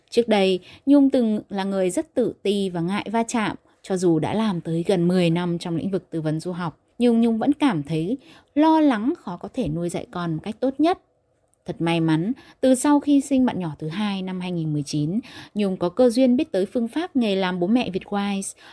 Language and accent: Vietnamese; Yên Bái, Vietnam; em sinh năm 1979, em đến từ Yên Bái, là một giáo viên giảng dạy môn tiếng Anh